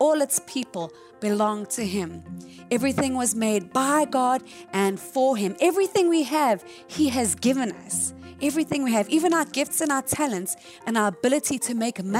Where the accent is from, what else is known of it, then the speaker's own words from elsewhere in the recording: South Africa; moved away as an adult; when I lived in South Africa, born and raised in South Africa.